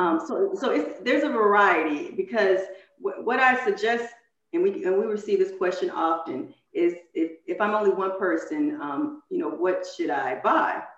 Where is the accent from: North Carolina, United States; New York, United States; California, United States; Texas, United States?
California, United States; San Francisco Bay Area; I grew up in the San Francisco Bay Area